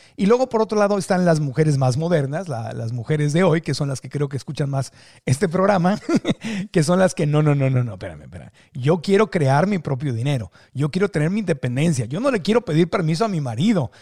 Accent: Mexico; los mexicanos somos

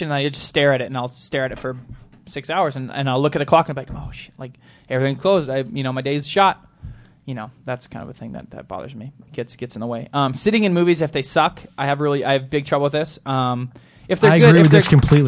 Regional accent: Montana, United States; I'm from Montana.

